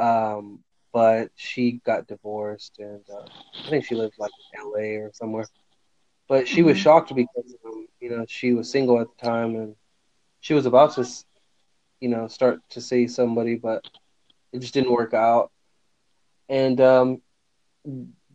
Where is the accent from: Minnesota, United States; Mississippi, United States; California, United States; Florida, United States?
California, United States; Fresno; now in Northern California, United States; I grew up with him in Fresno, California.